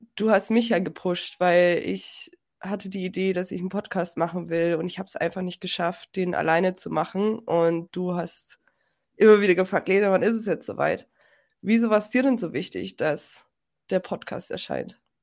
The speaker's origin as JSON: {"language": "German", "country": "Germany", "said": "ich bin Deutsche"}